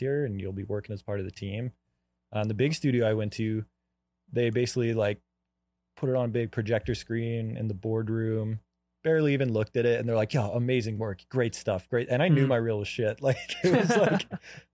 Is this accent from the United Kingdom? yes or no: no; Canada; moved away as an adult; now in United States; I'm from Canada originally